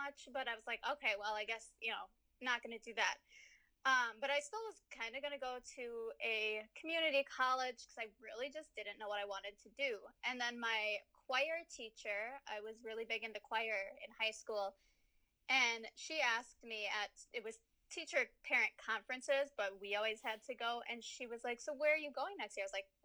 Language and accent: English; St. Paul, Minnesota, United States; I was born and raised in St. Paul